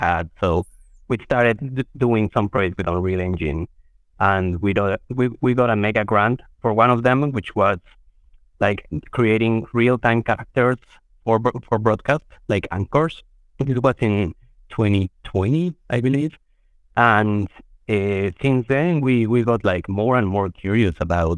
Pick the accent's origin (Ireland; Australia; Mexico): Mexico; Mexico City; moved away as an adult; now in New York, United States; I'm born and raised in Mexico City. I've been living in New York for about 15 years or so